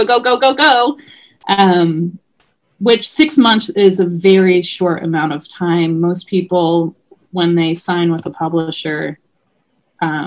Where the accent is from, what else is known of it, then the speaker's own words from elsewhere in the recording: New York, United States; growing up in New York